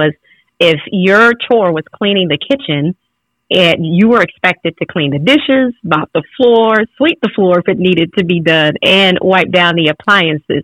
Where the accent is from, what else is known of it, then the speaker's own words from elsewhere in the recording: Louisiana, United States; I grew up in Louisiana